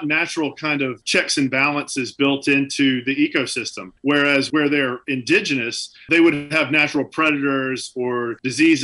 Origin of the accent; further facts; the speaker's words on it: Deep South, United States; now in New Hampshire, United States; I grew up in the Deep South